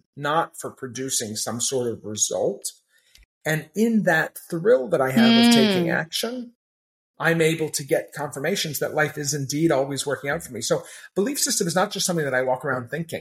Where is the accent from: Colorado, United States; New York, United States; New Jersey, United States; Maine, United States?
Maine, United States; I had an odd upbringing where I grew up in Maine